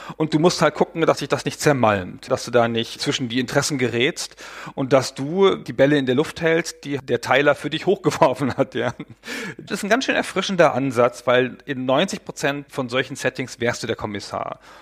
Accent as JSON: {"language": "German", "country": "Germany", "said": "als Deutscher"}